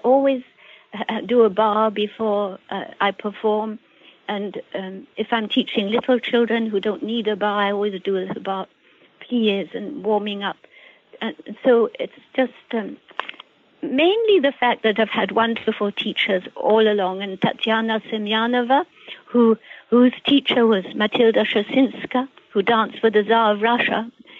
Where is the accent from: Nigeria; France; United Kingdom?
United Kingdom; England; moved away; also born or lived in Canada / Houston; I was born in England